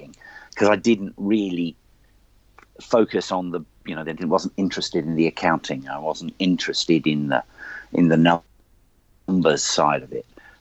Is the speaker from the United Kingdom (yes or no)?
yes; United Kingdom; moved away as an adult; also born or lived in Australia; now in New Zealand; as a Brit